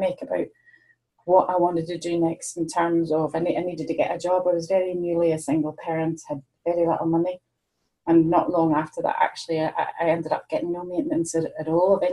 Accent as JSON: {"language": "English", "region": "Northern Ireland", "country": "United Kingdom", "moved": "yes", "lives_now": "Ayrshire, United Kingdom", "said": "I'm based in Ayrshire now. I'm originally from Northern Ireland, but I've been living here since 1994."}